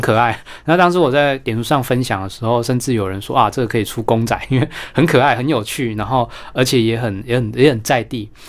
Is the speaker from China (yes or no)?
no; Taiwan; 我们台湾人会 经常去，呃，进行的一种民俗的一种嗯。驱， 驱邪祈福的一个活动